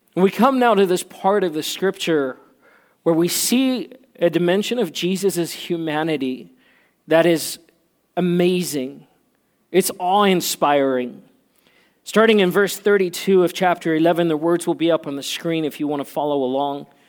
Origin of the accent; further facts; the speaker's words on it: South Africa; moved away; I grew up in South Africa where, um, and I learned Afrikaans when, when I grew up